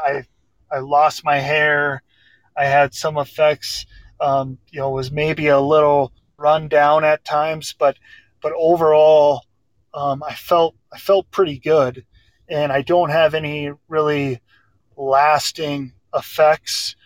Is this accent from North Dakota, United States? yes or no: yes; Grafton, North Dakota, United States; I'm from Grafton Park River. I grew up from the time I was three years old playing hockey uh, just with my buddies in Grafton.